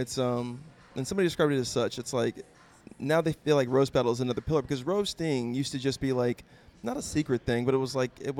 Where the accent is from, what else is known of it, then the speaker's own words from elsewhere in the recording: Ridgecrest, California, United States; also born or lived in Fresno / San Diego; I'm a military brat. So I was born out here, and then we moved to Ridgecrest, or China Lake, I guess was the base. And then I moved to the Fresno area, and then back to Ridgecrest. And then I moved down to San Diego.